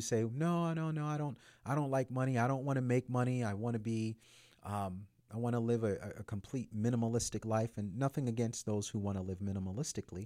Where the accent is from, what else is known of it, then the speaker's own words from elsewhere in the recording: United States; As an American man